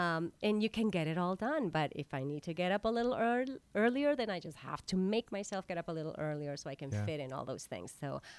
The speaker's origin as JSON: {"language": "English", "town": "La Paz", "region": "Baja California Sur", "country": "Mexico", "lives_now": "New York City, United States", "said": "I mean, I came from La Paz, Mexico, and it's like, here I am."}